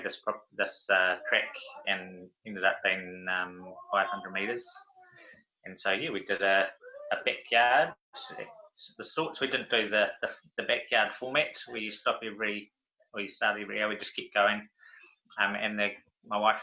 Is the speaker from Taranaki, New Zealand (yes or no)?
no; Waikato, New Zealand; born or raised there; also born or lived in Auckland